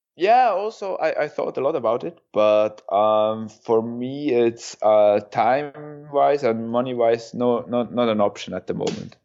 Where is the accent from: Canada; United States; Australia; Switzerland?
Switzerland; Kandersteg, Bern; Kandersteg, my hometown